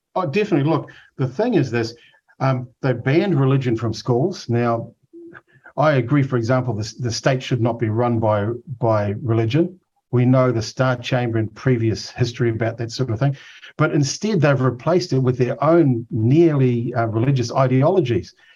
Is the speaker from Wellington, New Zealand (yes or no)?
no; Auckland, New Zealand; I grew up in Otara